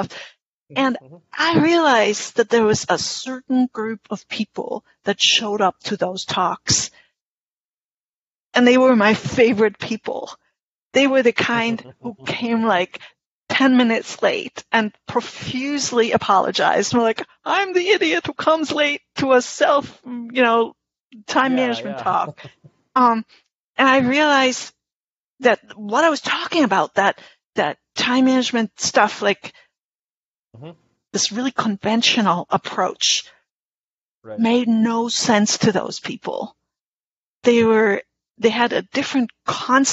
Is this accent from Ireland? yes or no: no; Germany; English is a second language; moved away as an adult; now in Albany, United States; I am a German English translator. I grew up in Germany, and I've been living in Albany, New York, where I've been living in the U.S. for more than 30 years